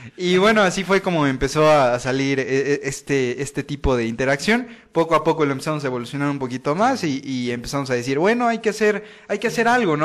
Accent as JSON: {"language": "Spanish", "region": "Veracruz", "country": "Mexico", "said": "me pueden decir Jarocho, pues soy del puerto de Veracruz"}